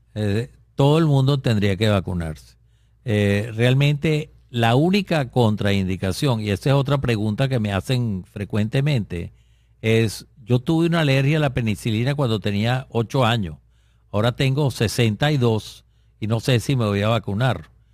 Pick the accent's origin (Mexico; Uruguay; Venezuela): Venezuela; en nuestro país, que es Venezuela, eh, donde yo vivo todavía